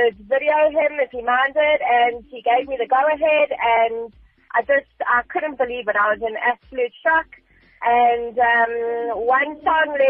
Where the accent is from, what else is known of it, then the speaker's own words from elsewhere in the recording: South Africa; 100% proudly South African